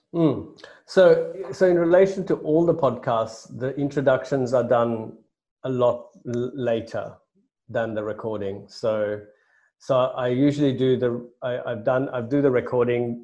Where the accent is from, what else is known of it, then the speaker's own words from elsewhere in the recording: Sri Lanka; now in United Kingdom; I grew up in Sri Lanka